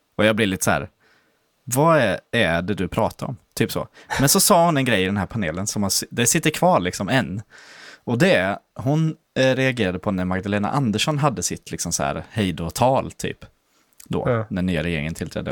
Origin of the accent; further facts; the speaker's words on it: Landskrona, Skåne, Sweden; moved away; när jag var ganska nyutflyttad från Landskrona